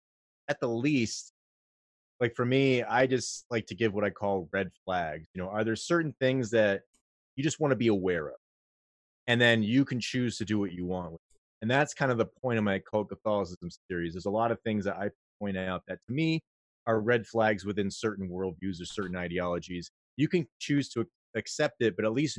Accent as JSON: {"language": "English", "country": "United States", "said": "I'm an American"}